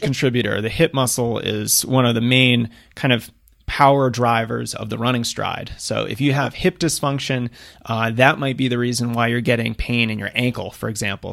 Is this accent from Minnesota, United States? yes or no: no; outside of Boston, Massachusetts, United States; moved away; I grew up on the East Coast outside of Boston